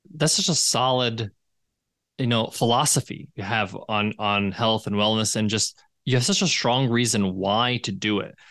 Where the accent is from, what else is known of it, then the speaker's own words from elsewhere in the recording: New York, United States; in the States, I grew up in New York